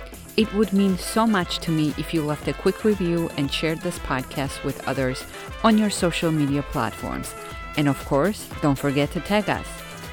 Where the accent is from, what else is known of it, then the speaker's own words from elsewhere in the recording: Georgia; now in Miami, United States; I immigrated to America about 27 years ago now. I'm originally from Republic of Georgia, which was part of USSR, and now I believe it's considered Eastern Europe. For the past 11 years, I've been living in sexy Miami